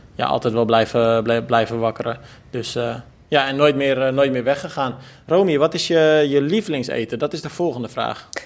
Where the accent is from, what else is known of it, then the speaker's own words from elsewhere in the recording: Almere, Flevoland, Netherlands; Ik stond als kind altijd in Almere Haven te kijken